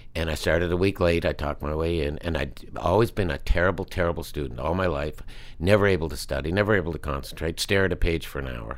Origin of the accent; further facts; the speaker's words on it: Halifax, Nova Scotia, Canada; moved away; Neptune Theater, which is my hometown theater